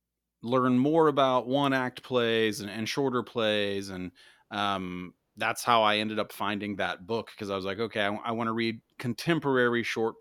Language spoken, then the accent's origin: English; Indiana, United States; but for me, where I grew up in Indiana, if people think of like plays, they think of Broadway and musicals